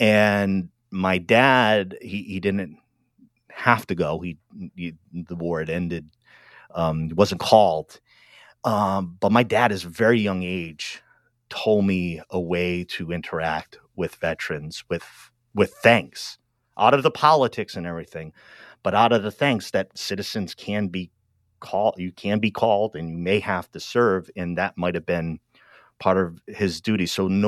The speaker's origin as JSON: {"language": "English", "region": "Rhode Island", "country": "United States", "tie": "born or raised there", "said": "I grew up in Rhode Island and not a very religious family at all, but the Catholicism within Rhode Island is very predominant."}